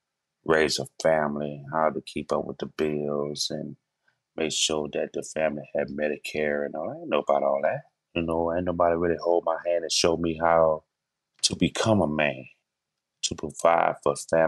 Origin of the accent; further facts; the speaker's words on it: New Orleans, Louisiana, United States; I was born in New Orleans, Louisiana, raised in the Lower Nine.